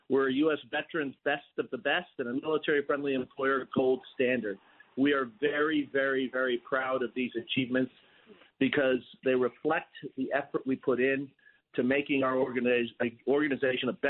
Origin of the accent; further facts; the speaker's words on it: New York, United States; as a New Yorker